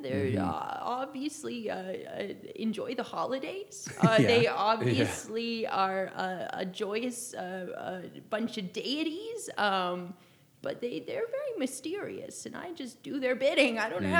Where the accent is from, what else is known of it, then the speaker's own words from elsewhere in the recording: Idaho, United States; I'm from Idaho. I've lived in Idaho most of my life. Mm-hmm. But I've not left the U.S. in my life